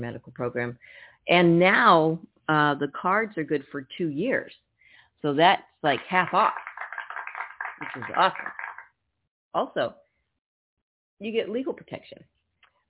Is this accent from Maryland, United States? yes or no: no; Napa, California, United States; now in Tucson, United States; I'm from Napa